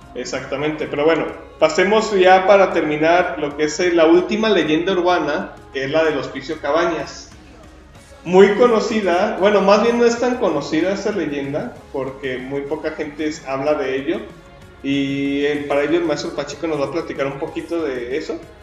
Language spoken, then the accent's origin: Spanish; Guadalajara, Jalisco, Mexico; los que somos de Guadalajara